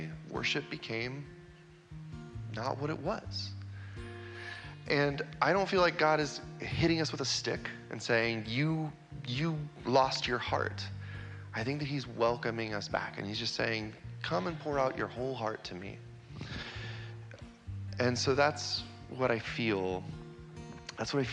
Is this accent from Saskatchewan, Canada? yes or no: no; Vancouver, British Columbia, Canada; also born or lived in Kansas City; I grew up here in Vancouver